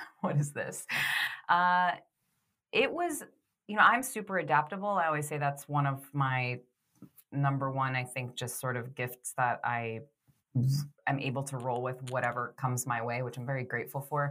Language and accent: English; Boston, Massachusetts, United States; moved away as an adult; also born or lived in Florida; I grew up in Boston, which is where Laura